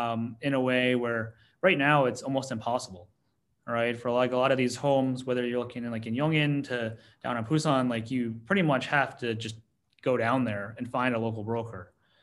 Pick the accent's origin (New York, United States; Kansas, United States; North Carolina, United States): New York, United States; I'm from the New York.